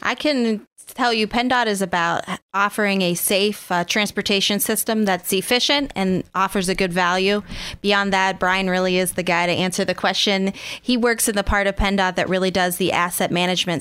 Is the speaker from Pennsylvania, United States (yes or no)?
yes; Oil City, Pennsylvania, United States; I grew up outside of Oil City